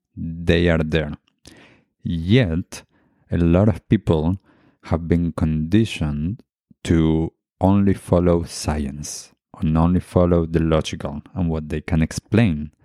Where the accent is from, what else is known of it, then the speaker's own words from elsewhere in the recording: Argentina; moved away; I grew up in Argentina and my family heritage is Jewish